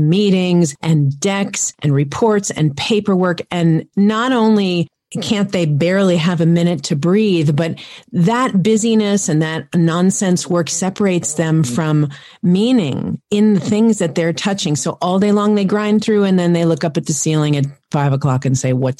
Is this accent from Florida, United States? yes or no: no; New York City, New York, United States; I grew up in Manhattan